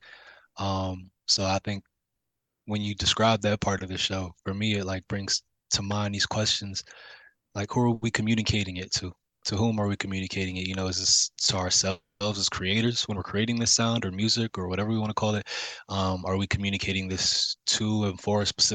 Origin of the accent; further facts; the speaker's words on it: New York City, New York, United States; now in Pittsburgh, United States; I'm born and raised in New York City. But I'm now based in Pittsburgh, Pennsylvania